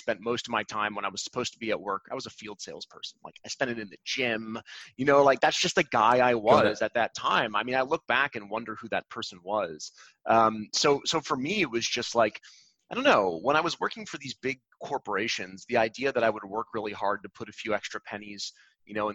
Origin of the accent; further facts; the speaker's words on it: Cleveland, Ohio, United States; I grew up in Cleveland, Ohio.